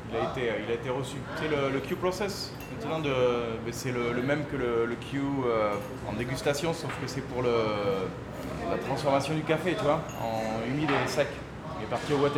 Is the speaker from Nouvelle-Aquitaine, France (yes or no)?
yes; Bordeaux, Nouvelle-Aquitaine, France; accent: southern; moved away as an adult; also born or lived in Bayonne; now in Costa Rica; Bordelais, Bordelais. Bah, même si j'ai l'accent du Sud